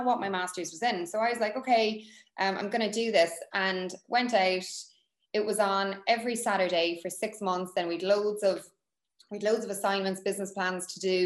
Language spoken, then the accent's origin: English; Cork, Munster, Ireland; we're both from Cork